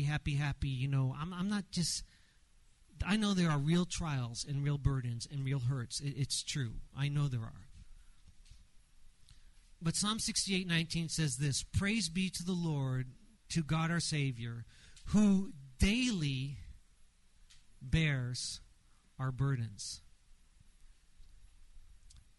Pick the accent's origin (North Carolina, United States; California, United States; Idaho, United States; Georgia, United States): California, United States; Los Angeles; I grew up in Los Angeles, went to Dodger Stadium